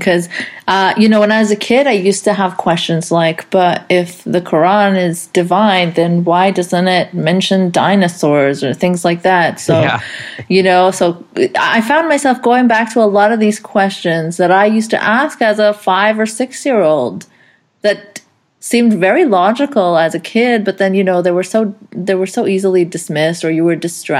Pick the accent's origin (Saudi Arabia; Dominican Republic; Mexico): Saudi Arabia; my parents, even though we grew up in Saudi Arabia, my parents were never like hardcore forcing religion on us.